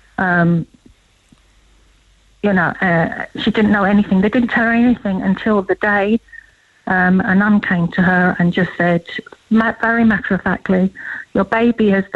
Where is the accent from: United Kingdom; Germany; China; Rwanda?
United Kingdom; London; moved away as an adult; now in Cork, Ireland; I was brought up in London